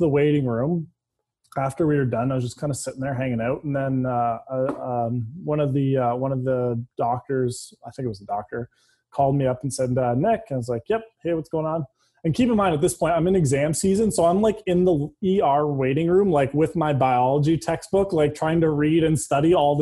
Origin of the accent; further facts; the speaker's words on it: London, Ontario, Canada; I grew up in London, Ontario, played hockey my whole life there.